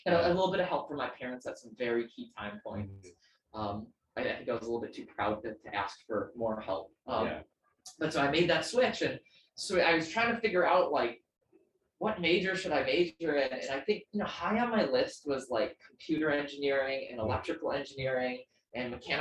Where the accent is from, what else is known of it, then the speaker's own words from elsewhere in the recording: Greendale, Wisconsin, United States; moved away as an adult; now in Philadelphia, United States; Born in Wisconsin in a suburb of Milwaukee called Greendale